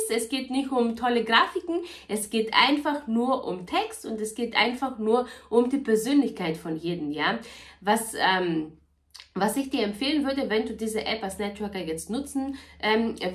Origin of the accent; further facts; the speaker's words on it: Bavaria, Germany; ich komme aus Niederbayern, ich habe zwei Kinder, ich bin verheiratet, bla bla bla.